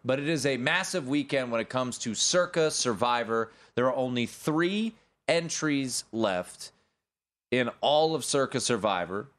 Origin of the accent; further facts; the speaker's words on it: Washington, District of Columbia, United States; my hometown there